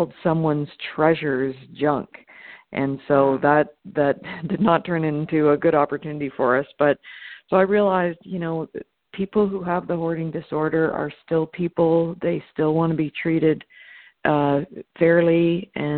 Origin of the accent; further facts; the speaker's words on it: Toronto, Ontario, Canada; moved away as an adult; now in Los Angeles, United States; I'm originally from Toronto, Canada.